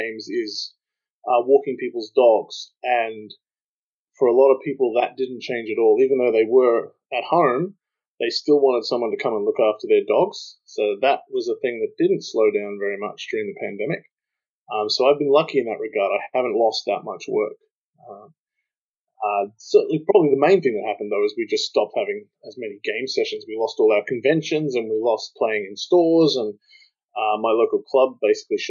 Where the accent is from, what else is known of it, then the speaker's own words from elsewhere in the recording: Australia; I'm the Australian equivalent of Robin D. Laws